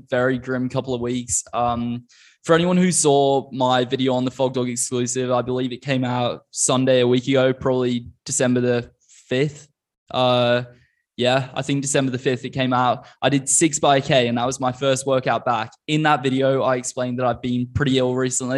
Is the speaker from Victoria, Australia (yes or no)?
no; Queensland, Australia; moved away; in Australia where I grew up.